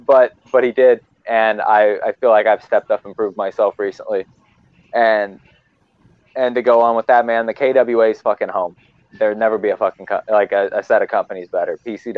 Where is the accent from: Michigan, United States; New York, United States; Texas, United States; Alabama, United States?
New York, United States; Bronx; I'm from the fucking Bronx, bro.